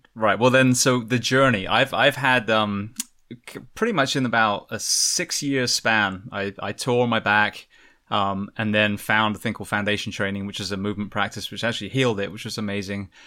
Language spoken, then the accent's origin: English; England, United Kingdom; now in United States; an Englishman coming to America